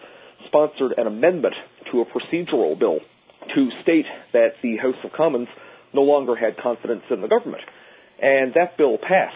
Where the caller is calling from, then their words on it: Newfoundland and Labrador, Canada; especially here in eastern Canada, where I'm calling from, Newfoundland